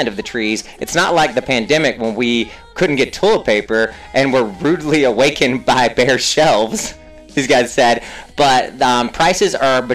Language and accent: English; North Carolina, United States; since I'm from North Carolina